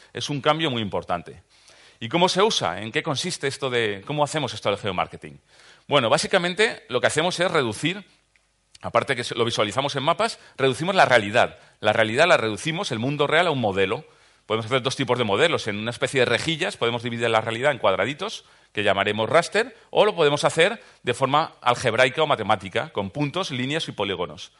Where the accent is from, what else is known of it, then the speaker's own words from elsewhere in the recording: Valencian Community, Spain; soy valenciano, de los del Caloret